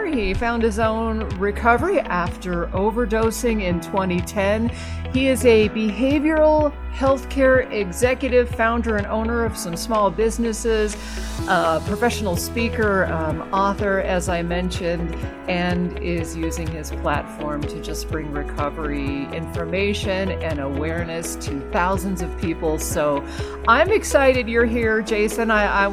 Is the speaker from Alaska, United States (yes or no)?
yes; Alaska, United States; moved away; I grew up in Alaska